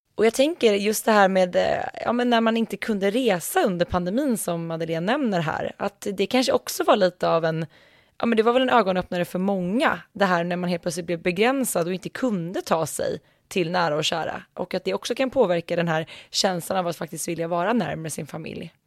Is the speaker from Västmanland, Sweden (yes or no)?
yes; Västmanland, Sweden; Det här är ju faktiskt mina hemtrakter